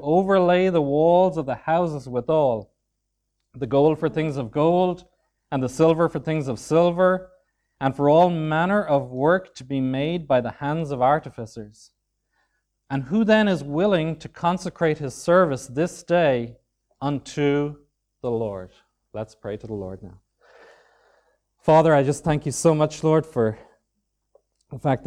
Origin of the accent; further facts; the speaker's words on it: Dunmore East, County Waterford, Ireland; also born or lived in County Dublin; now in Swords, Ireland; I was born and raised in Dunmore East, County Waterford, or just outside it in the country